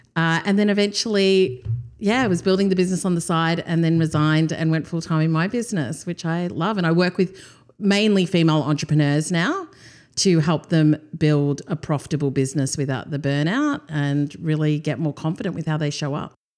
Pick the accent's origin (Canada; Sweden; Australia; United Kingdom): Australia; also born or lived in Durban, South Africa; Came to Australia when I was two